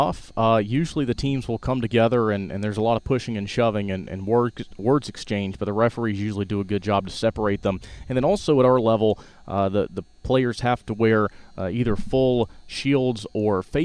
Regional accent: Shelby, North Carolina, United States; moved away as an adult; now in Tuscaloosa, United States; From Shelby, North Carolina, which is about 40 miles west of Charlotte.

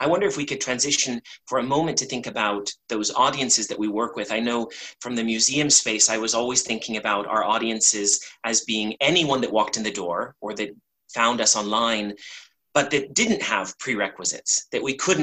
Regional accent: Los Angeles, California, United States; Growing up in Los Angeles during the outbreak of AIDS

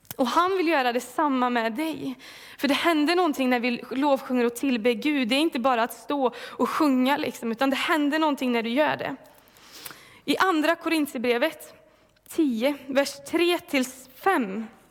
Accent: Falköping, Västra Götaland, Sweden; moved away as an adult; now in Mullsjö, Sweden; jag kommer ifrån Falköping från början. Eh, blev frälst där när jag var 16 år gammal

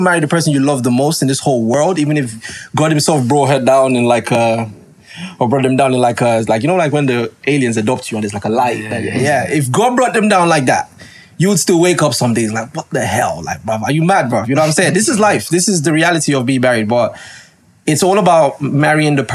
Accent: Lagos, Nigeria; moved away; I'm a Nigerian guy and I was brought up in Nigeria. I grew up in VI

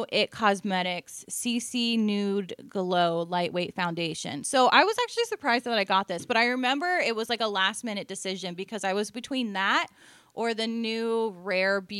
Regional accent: Ohio, United States; born there; I was. I was born in Ohio, so I'm allowed to make fun of Ohio people.

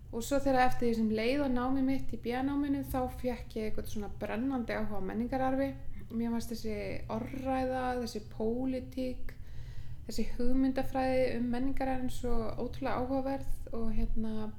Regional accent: Aðaldalur, Suður-Þingeyjarsýsla, Northeastern Region, Iceland; ég er sérst alin upp í Aðaldal, Suðuðingaðsíslu

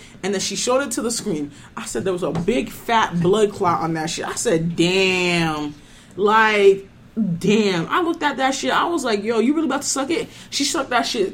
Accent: Rockland County, New York, United States; I am from Rockland County, where niggas feel the need to be in high school forever

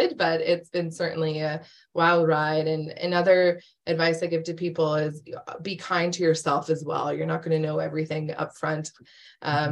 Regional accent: Calgary, Alberta, Canada; moved away as an adult; also born or lived in Edmonton / Hamilton; So I'm from Canada. I was born and raised in Calgary

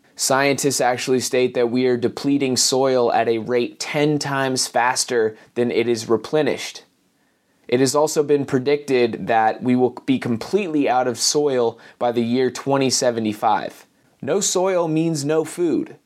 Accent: Asheville, North Carolina, United States; coming to you from Asheville, North Carolina, my hometown

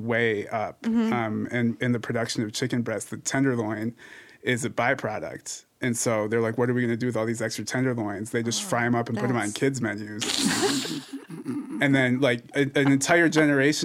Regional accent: Cleveland, Ohio, United States; now in Kansas, United States; I'm from Cleveland

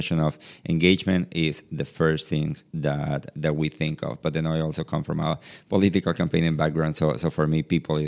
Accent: Venezuela; moved away; also born or lived in Hungary; born and raised in Latin America, in Venezuela

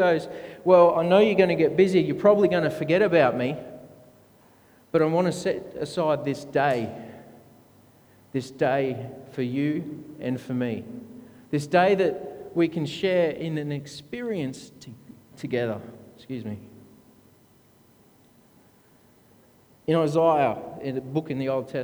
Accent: Brisbane, Queensland, Australia; I grew up in the Seventh-day Adventist Church, 8 Mile Plains, Southside

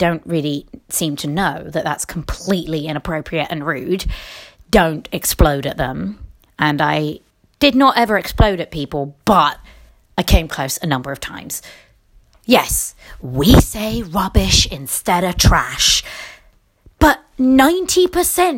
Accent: England, United Kingdom; accent: British; moved away; also born or lived in United States; I'm English. This is how we talk

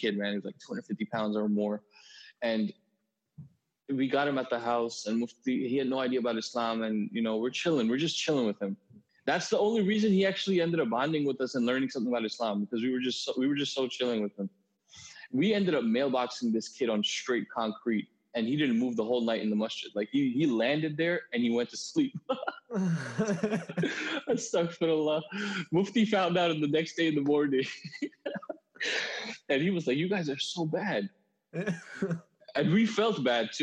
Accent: Huntington, New York, United States; I'm from Huntington, Long Island

